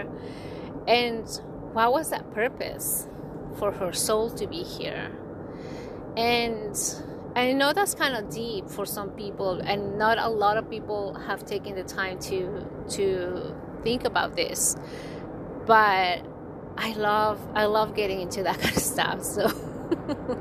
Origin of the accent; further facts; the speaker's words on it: Bay Area, California, United States; I'm from the Bay Area